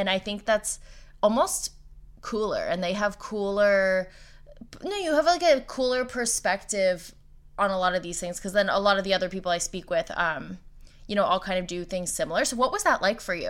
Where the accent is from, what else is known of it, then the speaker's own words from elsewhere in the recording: Bridgewater, New Jersey, United States; now in Los Angeles, United States; I'm from Bridgewater. It's like central Jersey. Oh, but yeah. And now I live